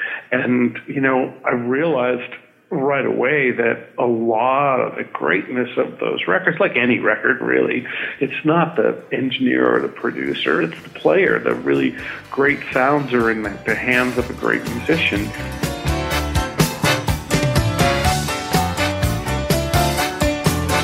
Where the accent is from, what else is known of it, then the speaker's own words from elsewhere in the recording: Boston, Massachusetts, United States; I grew up in Boston, went to school in Boston